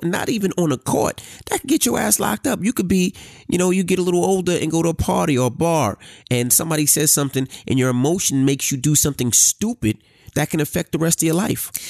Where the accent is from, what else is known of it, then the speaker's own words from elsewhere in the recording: New York City, New York, United States; I grew up in Queens